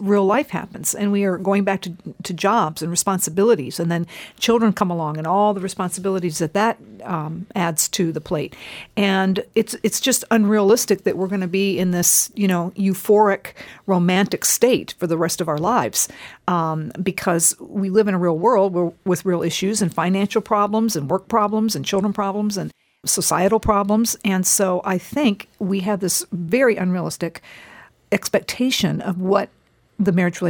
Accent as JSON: {"language": "English", "country": "Japan", "tie": "born or raised there", "said": "I grew up in Japan as a missionary kid, and at that time, I don't know what's going on today, but at the time when I was there as a little girl, most marriages were arranged."}